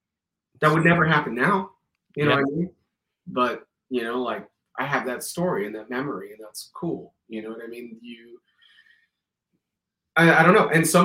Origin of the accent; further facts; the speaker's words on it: Miami, Florida, United States; Growing up in Miami, routing out is easy, bro, because like you're coming from the furthest south.